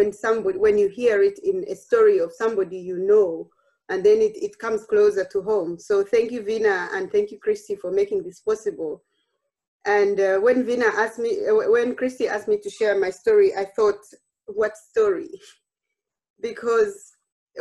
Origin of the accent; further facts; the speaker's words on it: Uganda; moved away as an adult; now in The Hague, Netherlands; I grew up in Uganda. I trained in Uganda